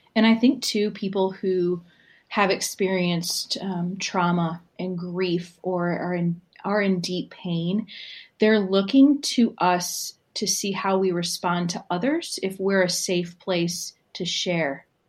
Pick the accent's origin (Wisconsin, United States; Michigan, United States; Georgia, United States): Michigan, United States; Southern; moved away as an adult; also born or lived in Ann Arbor, Michigan / Austin, Texas; It was a small United Methodist church in Southern Michigan